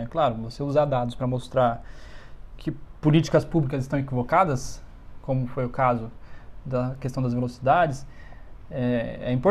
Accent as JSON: {"language": "Portuguese", "region": "São Paulo", "country": "Brazil", "lives_now": "Brasília, Brazil", "said": "Acho que dificilmente voltarei para São Paulo, até porque eu não sou de São Paulo capital."}